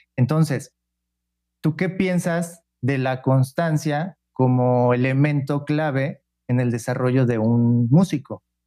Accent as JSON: {"language": "Spanish", "town": "Pachuca", "region": "Hidalgo", "country": "Mexico", "said": "tú y yo somos de Pachuca"}